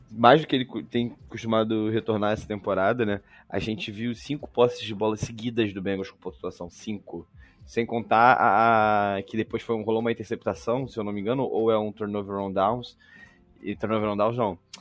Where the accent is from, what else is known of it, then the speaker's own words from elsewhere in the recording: Rio de Janeiro, Brazil; accent: carioca; meu sotaque de carioca